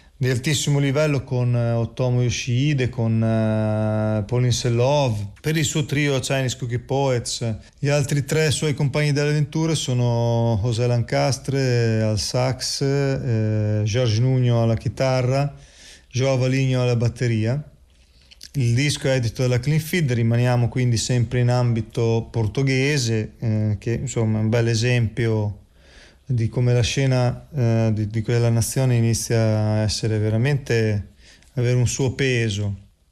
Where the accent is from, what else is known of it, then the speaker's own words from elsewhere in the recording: Emilia-Romagna, Italy; sono romagnolo